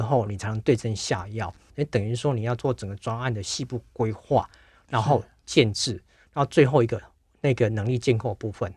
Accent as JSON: {"language": "Chinese", "country": "Taiwan", "said": "我们嗯。台湾人去就几个而已"}